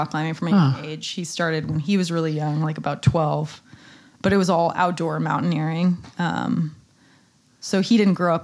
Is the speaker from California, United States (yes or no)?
yes; Santa Cruz, California, United States; moved away; also born or lived in Nairobi; Santa Cruz, California, my hometown